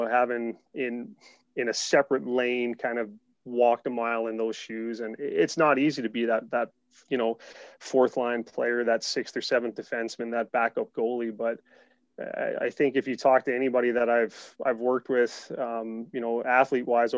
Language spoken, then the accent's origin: English; Mount Pearl, Newfoundland and Labrador, Canada; I was a fairly active child growing up in Mount Pearl, Newfoundland